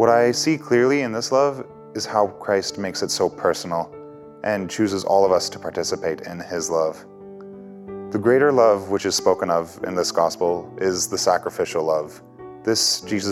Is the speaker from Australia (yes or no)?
no; Leduc County, Alberta, Canada; I am from Leduc County, Alberta, and I'm a second-year student here at St. Therese